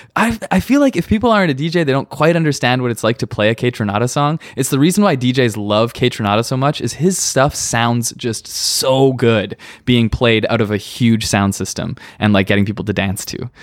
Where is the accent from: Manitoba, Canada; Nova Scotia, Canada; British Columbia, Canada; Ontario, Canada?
Manitoba, Canada; now in Hamilton, Canada; I was in a hardcore band growing up in Manitoba